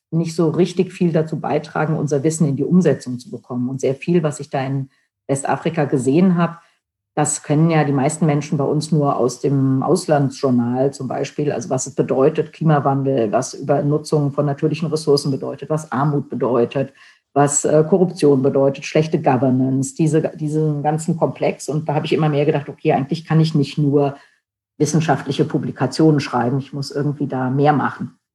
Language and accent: German; Germany; den wichtigsten äh, Schritt in äh, meinem Heimatland äh, versäumt, denn während der deutschen Wiedervereinigung, während des Falls der Mauer war ich nicht in Deutschland, sondern in den USA